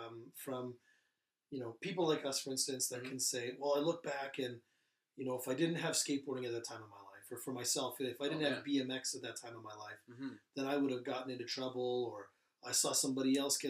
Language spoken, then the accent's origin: English; Sylvan Lake, Alberta, Canada; You know, growing up in Sylvan Lake in the 80s and 90s